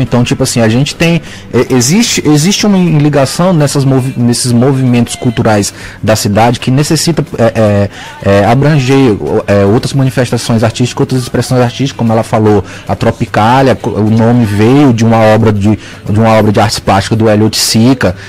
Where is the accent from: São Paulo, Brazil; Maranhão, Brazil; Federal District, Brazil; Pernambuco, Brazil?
Maranhão, Brazil; Tuntum; also born or lived in Pará; now in São Luís, Brazil; Eu nasci no Pará, mas fui muito criança pro interior do Maranhão, cidade de Tuntum, no Maranhão.